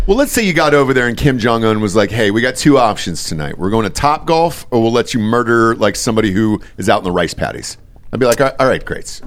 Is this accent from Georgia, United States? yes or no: yes; Atlanta, Georgia, United States; moved away; also born or lived in Los Angeles; I'm from Atlanta, obviously a huge Braves fan, uh, moved to Los Angeles